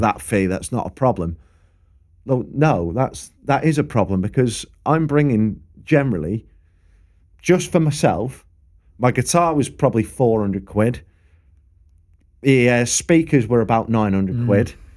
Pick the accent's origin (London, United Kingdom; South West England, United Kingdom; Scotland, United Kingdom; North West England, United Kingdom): North West England, United Kingdom; Preston; I'm from Preston.